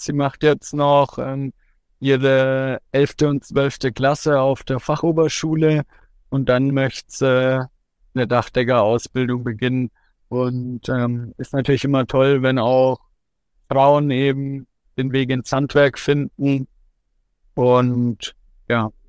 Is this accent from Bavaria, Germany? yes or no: yes; Coburg, Bavaria, Germany; Heimat ist für mich mein Zuhause, da wo ich aufgewachsen bin, da wo meine Familie, meine Freunde alle zusammen sind. Und es ist für mich immer schön, in Coburg zu sein. Und ich bin auch froh, dass ich ja, 25 Jahre von meinem Leben jetzt hier verbracht habe